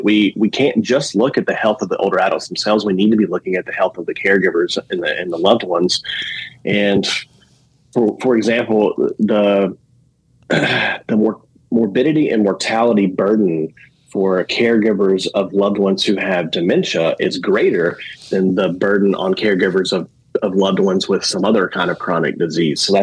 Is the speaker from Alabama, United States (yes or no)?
yes; Alabama, United States; moved away as an adult; also born or lived in Louisiana / Indiana / Georgia; I'm from Alabama. I've lived in Louisiana, Indiana, and Georgia, but I'm now back in Alabama, living across the bay from Mobile